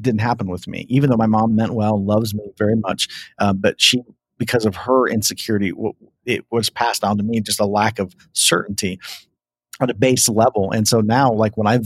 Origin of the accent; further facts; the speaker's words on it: Ohio, United States; I grew up in Ohio